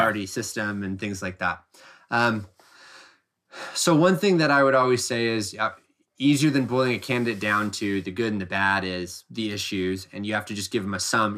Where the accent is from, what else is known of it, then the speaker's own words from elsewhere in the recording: Oregon, United States; I grew up in Oregon